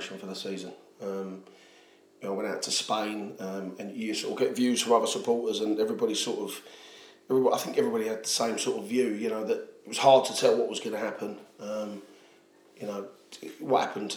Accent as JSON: {"language": "English", "town": "Southend-on-Sea", "region": "East of England", "country": "United Kingdom", "tie": "born or raised there", "said": "I'm not from East London. I was brought up in Southend"}